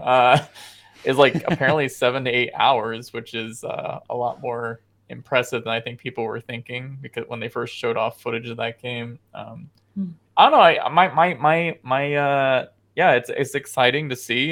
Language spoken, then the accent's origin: English; United States; I am an American